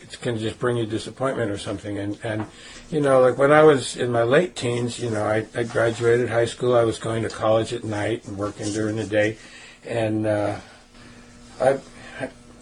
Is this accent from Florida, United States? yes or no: no; New York City, New York, United States; I grew up in Brooklyn, New York, in a family of six brothers